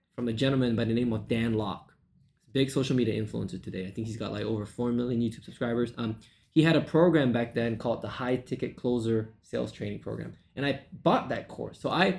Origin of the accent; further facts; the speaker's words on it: Malaysia; moved away as an adult; now in United States; I was born and raised in Malaysia, and I moved to the U.S. in 2012